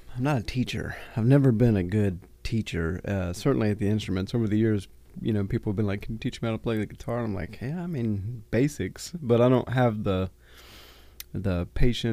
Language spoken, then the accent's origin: English; Randleman, North Carolina, United States; also born or lived in Brunswick, Georgia / Harrisburg, North Carolina / Mount Pleasant, North Carolina; I've been Randleman, Randolph County since fourth grade